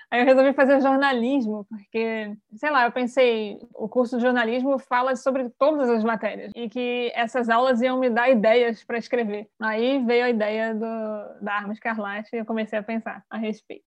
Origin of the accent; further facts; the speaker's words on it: Rio de Janeiro, Brazil; eu sou carioca